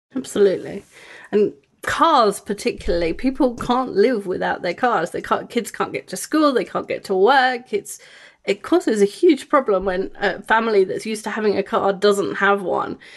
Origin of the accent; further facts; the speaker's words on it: England, United Kingdom; moved away; I grew up in England